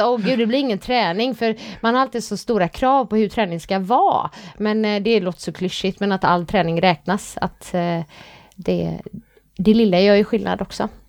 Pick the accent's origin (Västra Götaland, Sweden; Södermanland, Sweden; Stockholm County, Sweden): Västra Götaland, Sweden; Gothenburg; accent: Gothenburg dialect (göteborgska); Jag är, jag är, stolt över min göteborgska.